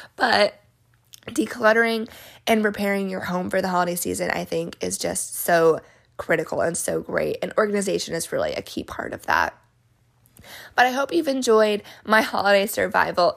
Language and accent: English; New Mexico, United States; when I was little growing up in New Mexico.